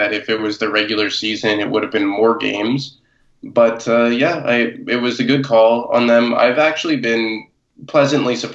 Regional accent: United States; me being American

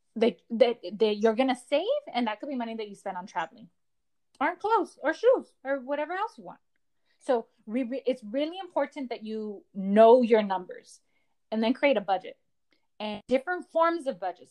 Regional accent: Los Angeles, California, United States; I am a girl from Echo Park.

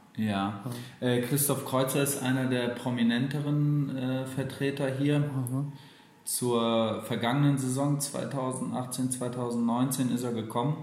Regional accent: Poland; moved away; ich komme auch gebürtig aus Polen

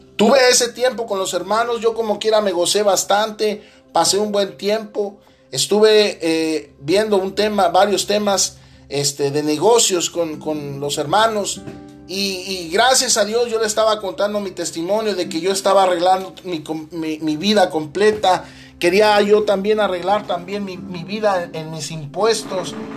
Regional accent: Mexico; soy mexicano

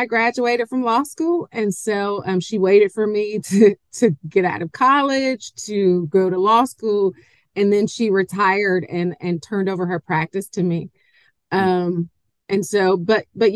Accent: Covington, Georgia, United States; also born or lived in Atlanta, Georgia / Macon, Georgia; I'm from Covington. I am a Georgia peach. I'm homegrown.

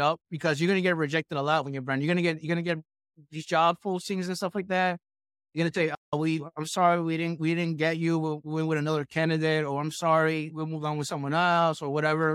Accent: New York, United States; I'm from New York, I went to Manhattan

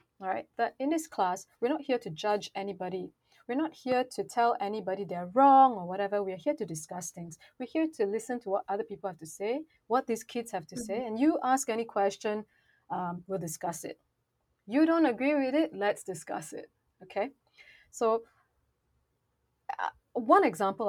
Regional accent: Malaysia; I come from Malaysia

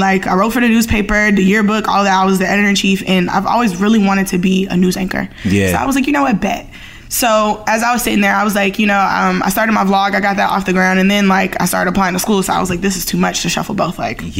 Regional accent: Maryland, United States; born or raised there; also born or lived in New Orleans, Louisiana / Atlanta, Georgia

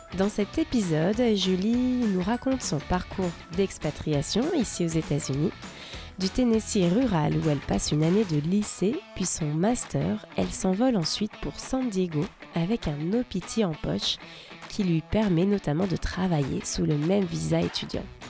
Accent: France; now in Seattle, United States; je suis française et je vous parle depuis Seattle.

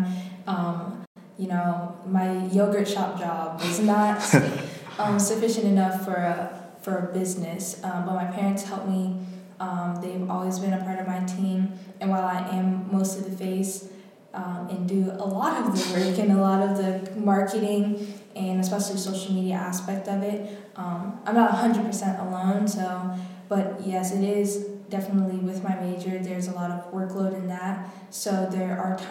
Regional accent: Atlanta, Georgia, United States; moved away as an adult; now in Washington, D.C., United States; I grew up in Atlanta, Georgia

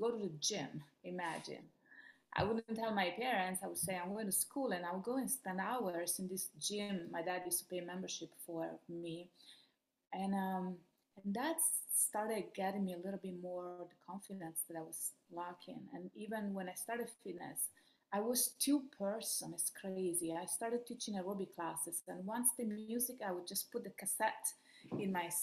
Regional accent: Rome, Lazio, Italy; English is a second language; moved away as an adult; also born or lived in Miami Beach, United States; now in United States; I'm from Rome, Italy. That's where I grew up.

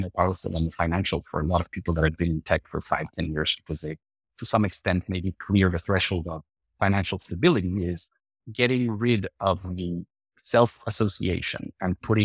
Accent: Mexico City, Mexico; moved away; I'm from Mexico City.

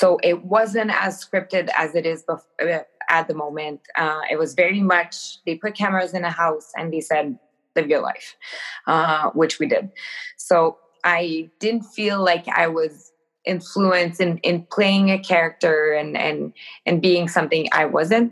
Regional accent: Rivière-du-Loup, Quebec, Canada; I started working in a clothing store back in my hometown in Rivière-du-Loup

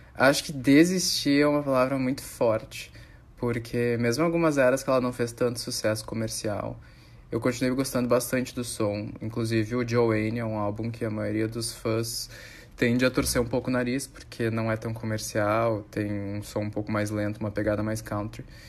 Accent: Porto Alegre, Rio Grande do Sul, Brazil; Sou gaúcho, de Porto Alegre

